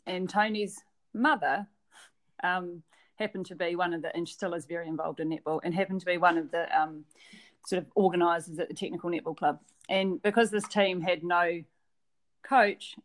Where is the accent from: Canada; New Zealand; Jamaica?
New Zealand; Christchurch, Canterbury; also born or lived in Waimate, New Zealand; But I grew up in Christchurch. So I think we moved to Christchurch when I was one or thereabouts. And so I've lived in Christchurch my whole life, basically